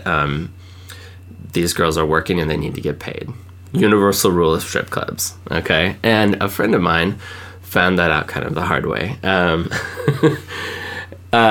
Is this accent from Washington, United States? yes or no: yes; Washington, United States; I grew up in Washington, and so, like, going across the border into Canada was, like, not a big deal